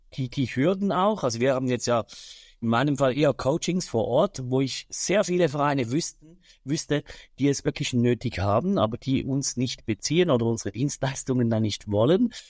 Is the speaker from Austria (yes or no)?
no; Switzerland; bei uns in der Schweiz